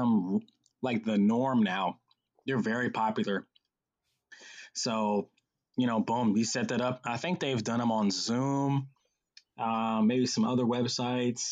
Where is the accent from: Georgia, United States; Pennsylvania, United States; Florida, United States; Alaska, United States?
Georgia, United States; Atlanta; also born or lived in Charleston, South Carolina; I was 6 years old when we moved to Atlanta from Charleston, South Carolina. And when we got here